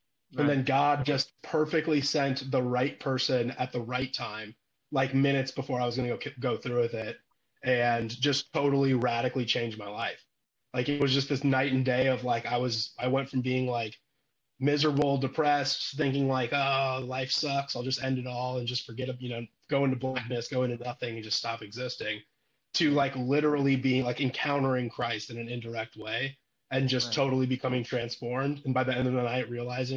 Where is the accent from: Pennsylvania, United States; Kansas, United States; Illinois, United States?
Illinois, United States; moved away as an adult; also born or lived in California; now in Nashville, United States; I'm born and raised in Illinois, in a college town